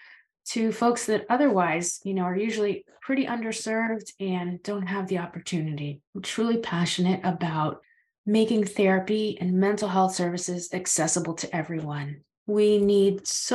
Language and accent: English; Florida, United States; now in Maine, United States; I live in Maine. I've been here a very long time, but I'm originally from Florida